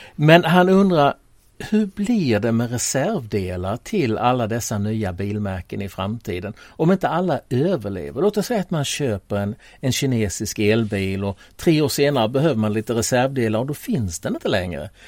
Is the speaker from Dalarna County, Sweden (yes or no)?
no; Tollarp, Skåne, Sweden; moved away; Tollarp där jag växte upp en gång i tiden